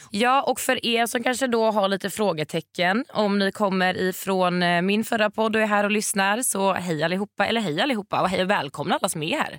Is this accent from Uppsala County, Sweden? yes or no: no; Varberg, Halland County, Sweden; moved away; när jag bodde hemma i Varberg